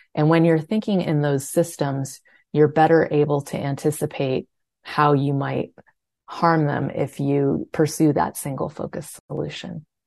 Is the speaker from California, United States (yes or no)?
yes; California, United States; I grew up in California, where water is kind of an obsession of everyone